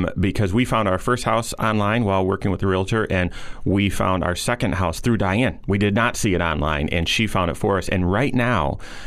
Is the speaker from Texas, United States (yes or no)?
no; Grand Rapids, Michigan, United States; moved away as an adult; also born or lived in East Lansing, Michigan; now in South Bend, United States; I grew up, born and raised in Grand Rapids.